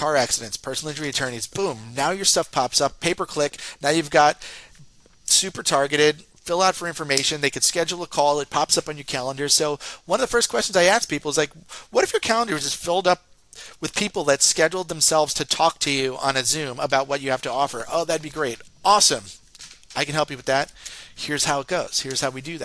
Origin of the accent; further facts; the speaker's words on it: Northeast, United States; I talk real fast. I'm from the Northeast